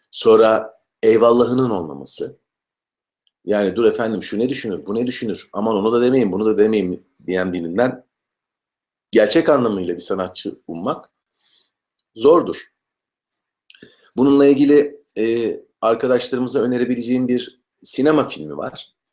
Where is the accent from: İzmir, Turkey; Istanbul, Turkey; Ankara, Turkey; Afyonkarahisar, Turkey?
İzmir, Turkey; moved away; also born or lived in Hatay / Eskişehir; ben e, İzmirliyim. 72'de doğdum İzmir'de. Ondan sonra e, Karşıyaka'da Aydoğdu İlkokulunda başlayan eğitim maceram e, Eskişehir Devlet Konservatuvarı'nda bitti.